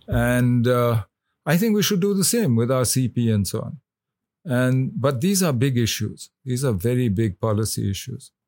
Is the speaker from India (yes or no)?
yes; India; as an Indian